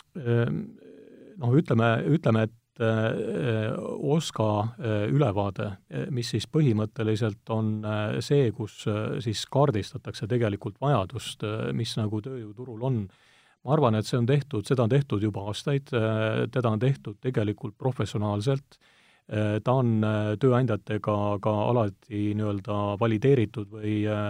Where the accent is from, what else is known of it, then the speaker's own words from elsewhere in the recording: Estonia; mina olen pärit nii-öelda Eesti äärealalt